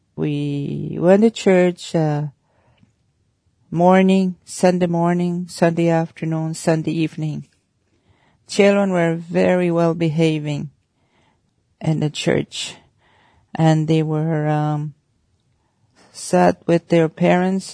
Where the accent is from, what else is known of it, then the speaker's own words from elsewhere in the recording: Oxford House, Manitoba, Canada; I was born and raised in Oxford House, Manitoba, in the northern Manitoba, a small community.